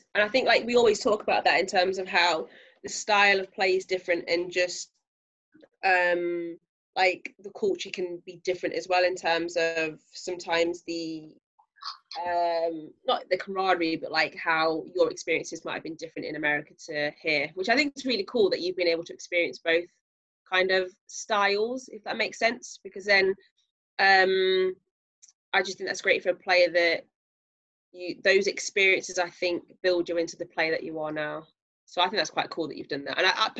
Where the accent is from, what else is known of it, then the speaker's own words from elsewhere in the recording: Leicester, East Midlands, United Kingdom; I've got to show you that, you know, we're from Leicester. This is how we do it. This is how we welcome people.